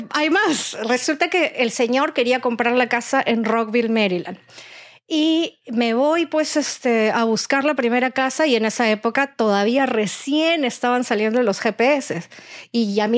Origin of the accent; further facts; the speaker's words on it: Peru; Mi esposo cuando dijo, me voy a casar con una peruana, voy a comer rico